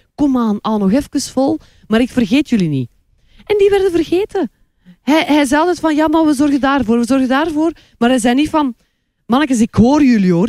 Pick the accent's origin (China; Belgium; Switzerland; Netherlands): Belgium; Kortrijk, Flanders; moved away as an adult; now in Antwerp, Belgium